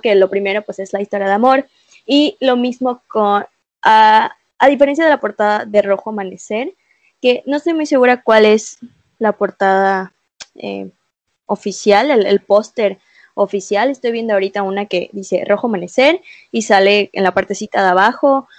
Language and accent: Spanish; Mexico; como mexicanas, como mexicanos